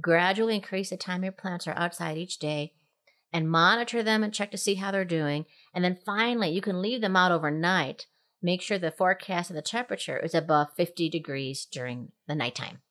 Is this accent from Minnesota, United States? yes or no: yes; Minnesota, United States; moved away; growing up in Minnesota